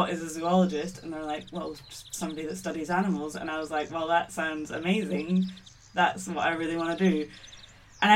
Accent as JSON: {"language": "English", "region": "Scotland", "country": "United Kingdom", "tie": "born or raised there", "said": "I was born and brought up in Scotland. I'm half Maltese, half Scottish"}